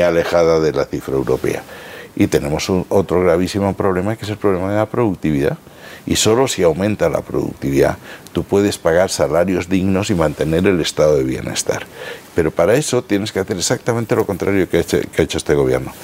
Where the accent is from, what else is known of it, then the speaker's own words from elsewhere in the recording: Spain; nosotros tenemos interés como españoles